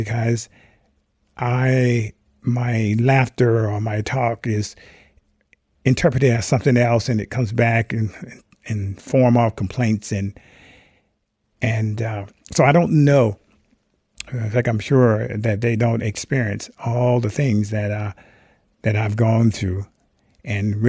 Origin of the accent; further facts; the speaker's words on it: Rock Hill, South Carolina, United States; moved away as an adult; now in Mendocino County, United States; I grew up in Rock Hill, South Carolina